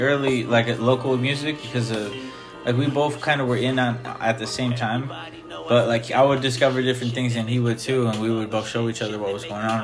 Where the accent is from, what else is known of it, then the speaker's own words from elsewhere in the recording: Pasco / Kennewick / Richland, Washington, United States; I was born in Pasco. I lived in Pasco when I was a younger kid. But then I lived in Kennewick a lot, too, and sometimes in Richland